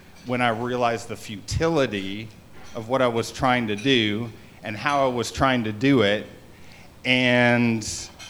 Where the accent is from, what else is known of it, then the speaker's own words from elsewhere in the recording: Canada; I grew up in Canada